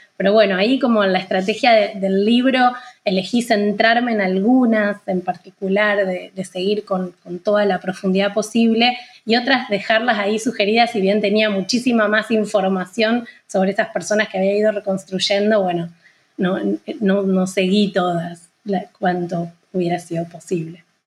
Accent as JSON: {"language": "Spanish", "region": "Santa Fe", "country": "Argentina", "said": "yo soy de Santa Fe, que es una, ciudad que queda a unos 500 kilómetros al norte de Buenos Aires"}